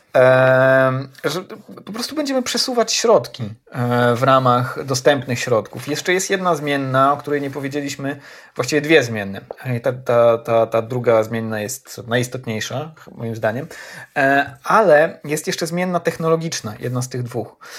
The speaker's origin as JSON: {"language": "Polish", "town": "Ełk", "region": "Warmian-Masurian Voivodeship", "country": "Poland", "tie": "born or raised there", "moved": "yes", "said": "do swojego rodzinnego Ełku"}